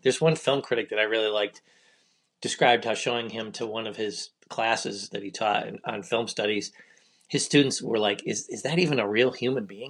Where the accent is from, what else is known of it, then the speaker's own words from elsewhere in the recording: Michigan, United States; I'm from Michigan